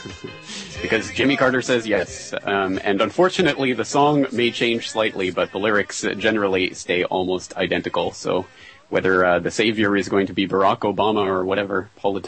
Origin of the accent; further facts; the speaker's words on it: Calgary, Alberta, Canada; my hometown of Calgary, Alberta, Canada